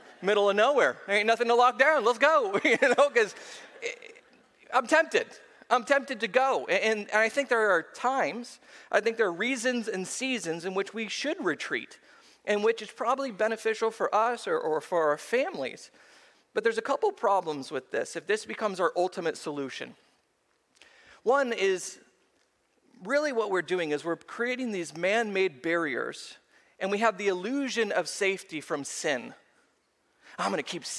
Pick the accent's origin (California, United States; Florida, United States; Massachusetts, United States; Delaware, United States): California, United States; Seal Beach; I grew up at the beach. I was raised in Seal Beach.